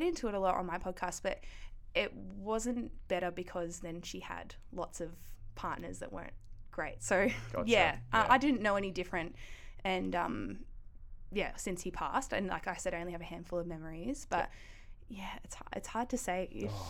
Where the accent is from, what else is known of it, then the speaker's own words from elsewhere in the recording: Ballarat, Victoria, Australia; Yep, Ballarat. Yeah, I was raised by two really young parents.